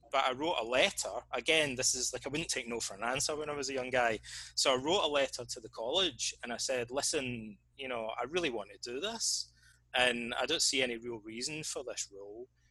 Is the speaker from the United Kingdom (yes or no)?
yes; Scotland, United Kingdom; moved away as an adult; also born or lived in Reading, England; I hardly ever really left my hometown, like this small town in, in Scotland